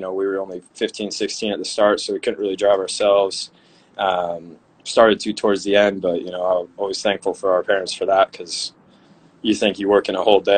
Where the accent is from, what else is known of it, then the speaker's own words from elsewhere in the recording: Des Moines, Iowa, United States; I grew up in the Des Moines area, which is one of the bigger cities in Iowa